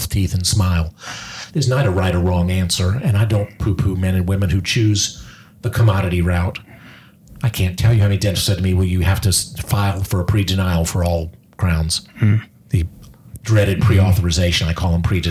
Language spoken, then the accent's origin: English; the South, United States; we're from the South